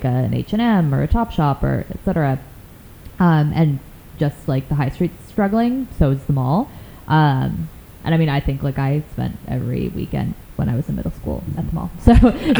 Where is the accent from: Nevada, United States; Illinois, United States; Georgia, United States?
Illinois, United States; Chicago; moved away; also born or lived in upstate New York; I'm originally from Chicago. I went to school in upstate New York